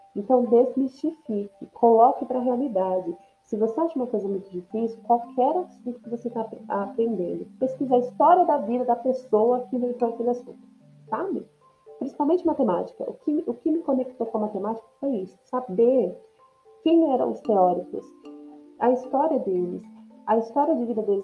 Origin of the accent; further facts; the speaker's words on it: São Paulo, Brazil; first language Portuguese; Eu sou do Sudeste, de São Paulo. Eu não falo igual uma pessoa do Nordeste e eu também não falo igual uma pessoa do Sul